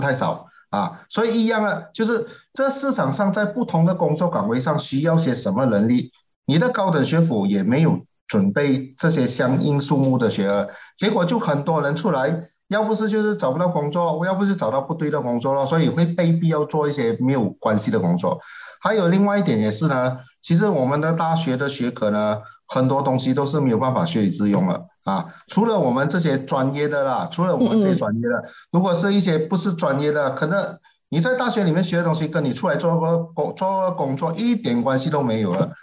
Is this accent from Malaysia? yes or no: yes; Malaysia; 我们马来西亚人啊